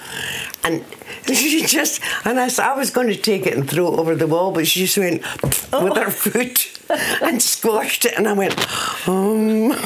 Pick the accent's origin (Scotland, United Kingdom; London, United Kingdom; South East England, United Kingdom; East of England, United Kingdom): Scotland, United Kingdom; I'm a jazz singer from Scotland